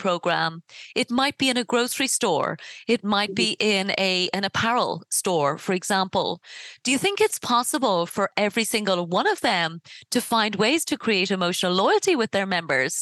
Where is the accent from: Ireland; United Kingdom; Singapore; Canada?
Ireland; I come from Ireland.